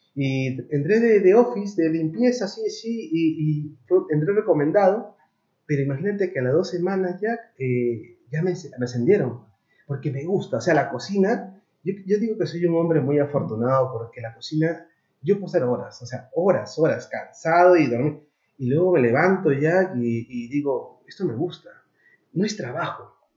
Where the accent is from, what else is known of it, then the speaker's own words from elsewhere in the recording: Lima, Peru; moved away as an adult; now in Madrid, Spain; desde Perú, soy peruano, de un barrio que se llama San Juan del Origancho